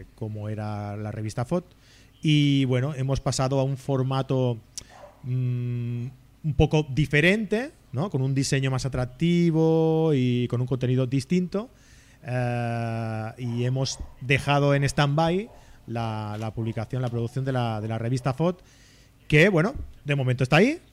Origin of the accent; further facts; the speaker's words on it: Abrera, Catalonia, Spain; aquí a Abrera, a mi pueblo, en Barcelona